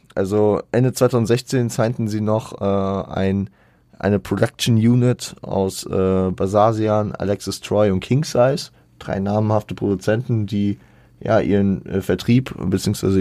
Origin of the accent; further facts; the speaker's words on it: Hesse, Germany; bei uns in Hessen